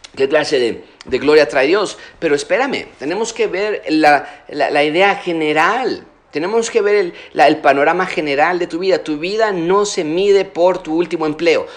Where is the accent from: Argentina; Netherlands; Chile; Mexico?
Mexico; nosotros como mexicanos